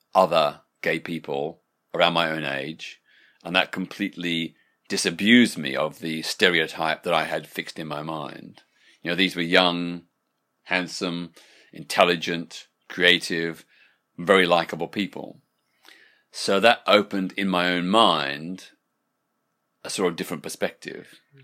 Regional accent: Australia; when I was growing up in Australia in the nineteen sixties

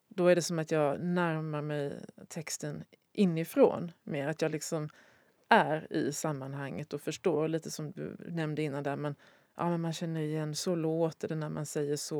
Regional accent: Sweden; jag som svensk

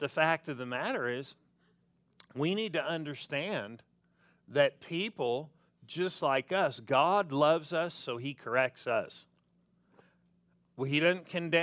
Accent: Southern California, United States; moved away; I'm from Southern California

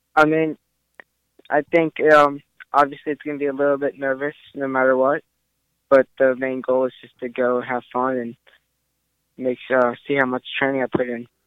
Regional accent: Maryland, United States; I'm from Maryland

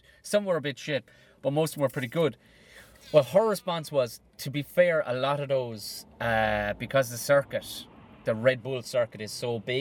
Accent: Ireland; I thought as Irish people

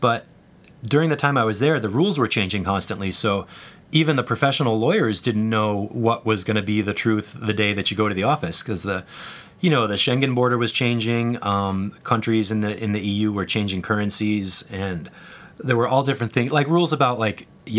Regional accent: United States; moved away as an adult; also born or lived in Czech Republic; generally being an American helped

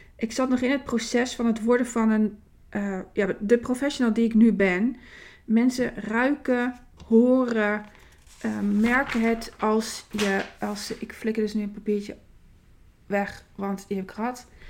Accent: Winterswijk, Gelderland, Netherlands; in het ziekenhuis in Winterswijk

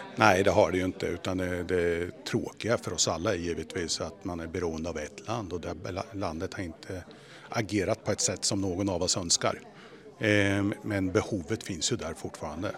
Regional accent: Sweden; som svensk och agera i en global koncern

